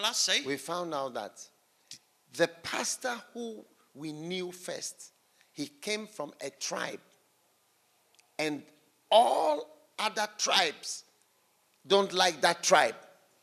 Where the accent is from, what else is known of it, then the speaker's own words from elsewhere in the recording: Switzerland; also born or lived in England; Because the Presbyterians, they are from Switzerland, my country. I flow with Anglicans. Yes, because I was born in England